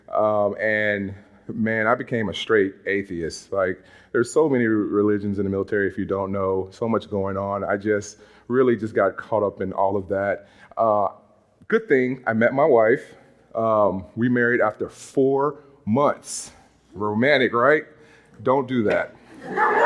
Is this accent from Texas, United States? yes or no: no; Monroe, Louisiana, United States; moved away as an adult; now in Massachusetts, United States; growing up in Monroe, Louisiana